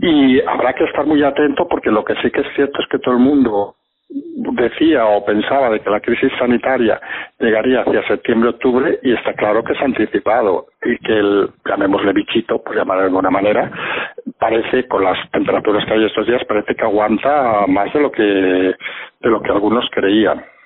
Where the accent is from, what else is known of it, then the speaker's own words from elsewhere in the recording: Barcelona, Catalonia, Spain; yo, que nací en Barcelona